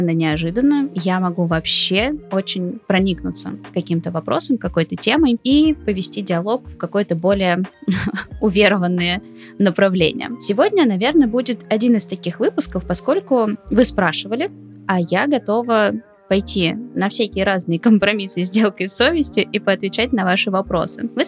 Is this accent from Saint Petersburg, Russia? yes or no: yes; Saint Petersburg, Russia; born there; допустим, я родилась в Петербурге, а кто-то родился во Владивостоке.